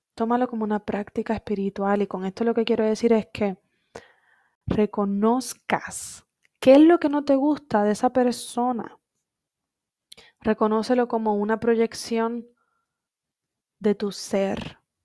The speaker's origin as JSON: {"language": "Spanish", "town": "Coamo", "country": "Puerto Rico", "tie": "born or raised there", "moved": "as an adult", "said": "Cuando yo me fui de Puerto Rico en el 2016, para mí, Coamo, mi pueblito querido"}